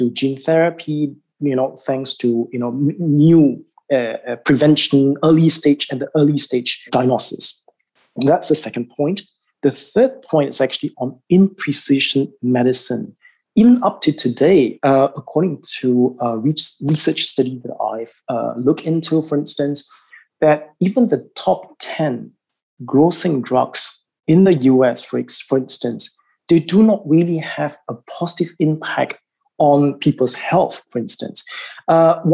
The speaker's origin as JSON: {"language": "English", "country": "Singapore", "said": "in my home country, in Singapore"}